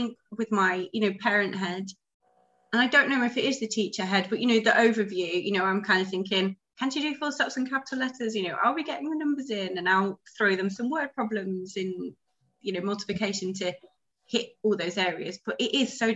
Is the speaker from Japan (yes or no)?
no; United Kingdom; moved away as an adult; now in Ho Chi Minh City, Vietnam; as a Brit